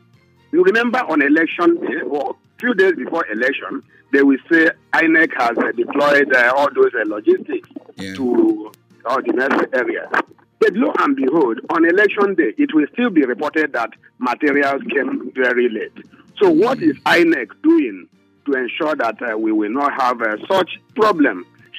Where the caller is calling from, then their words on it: Ijagamo, Lagos, Nigeria; I'm calling you from Ijagamo.